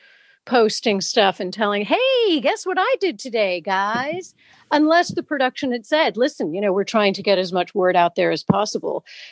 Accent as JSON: {"language": "English", "region": "England", "country": "United Kingdom", "tie": "born or raised there", "said": "I am indeed half British. I was brought up here in England."}